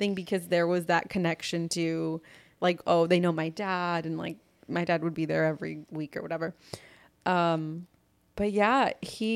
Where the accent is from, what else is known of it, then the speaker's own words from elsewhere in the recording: Los Angeles, California, United States; I grew up in Van Nuys, not the, like, on Sepulveda, by the hospital